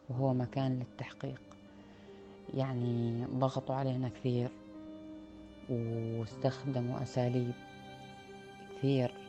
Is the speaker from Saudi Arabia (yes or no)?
no; Palestine; انولدت وترعرعت في فلسطين نشأت على حب الأرض كأي واحد فلسطيني وطنه محتل